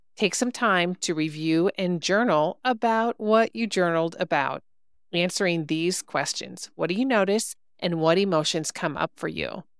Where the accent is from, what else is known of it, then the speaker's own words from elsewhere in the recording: Wisconsin, United States; I'm a cheesehead by birth, as they say. I grew up in Wisconsin, not Milwaukee